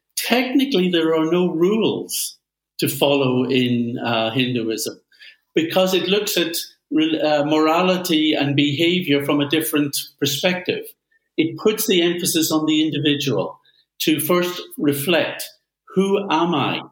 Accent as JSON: {"language": "English", "town": "Belfast", "region": "Northern Ireland", "country": "United Kingdom", "tie": "born or raised there", "said": "my home town of Belfast"}